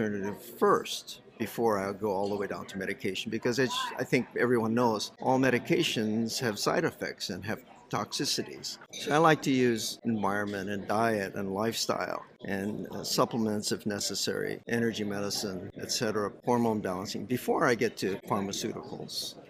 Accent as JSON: {"language": "English", "region": "Hawaii", "country": "United States", "said": "I'm from Hawaii"}